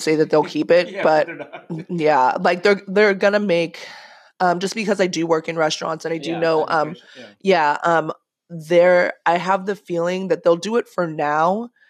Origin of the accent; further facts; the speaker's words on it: Manhattan Beach, California, United States; I would tell people I'm from Manhattan Beach